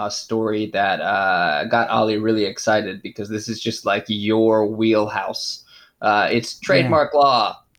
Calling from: Japan; I'm calling in from Japan.

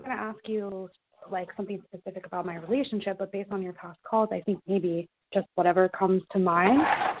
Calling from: Southern California, United States; I am calling from Southern California.

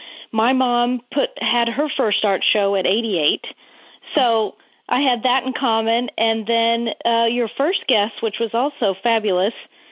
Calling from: Sheffield, Massachusetts, United States; I'm calling from Sheffield, Mass.

